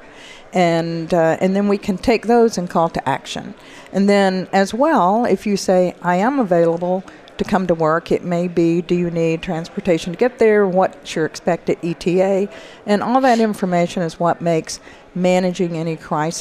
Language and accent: English; the South, United States; accent: southern; my southern accent